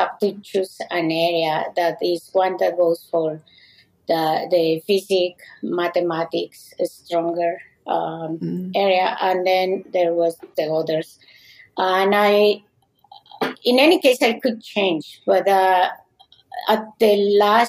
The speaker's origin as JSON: {"language": "English", "region": "Mexico City", "country": "Mexico", "tie": "born or raised there", "also_born_or_lived": "Moscow, Russia", "first_language": "Spanish", "second_language": "English", "moved": "as an adult", "said": "I grew up in Mexico City."}